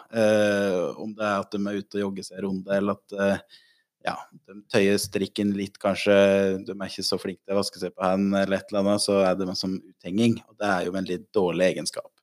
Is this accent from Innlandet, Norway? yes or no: yes; Otta, Innlandet, Norway; now in Lillehammer, Norway; jeg er fra Otta og bor på Lillehammer